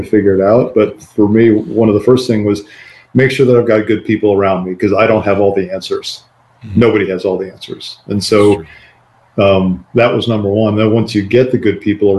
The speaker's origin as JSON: {"language": "English", "region": "Midwest", "country": "United States", "tie": "born or raised there", "moved": "yes", "lives_now": "Dallas, United States", "said": "I live in Dallas, Texas right now. BackBox is headquartered here in Dallas. But I grew up in the Midwest"}